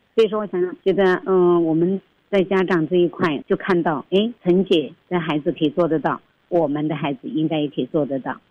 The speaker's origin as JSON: {"language": "Chinese", "region": "Sichuan", "country": "China", "also_born_or_lived": "Taiwan", "moved": "as an adult", "lives_now": "Taichung, Taiwan", "said": "我从四川嫁过来台湾的，所以川妹子那种任性"}